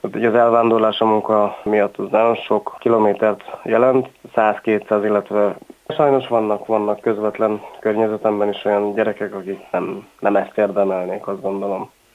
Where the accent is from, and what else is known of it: Tiszadada / Taktaszada, Borsod-Abaúj-Zemplén, Hungary; born or raised there; first language Hungarian; also born or lived in Miskolc / England